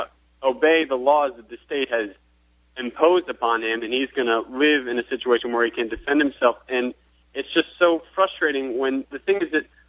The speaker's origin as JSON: {"language": "English", "region": "New York", "country": "United States", "moved": "yes", "lives_now": "South Carolina, United States", "said": "I'm actually originally from New York, and I live in South Carolina now"}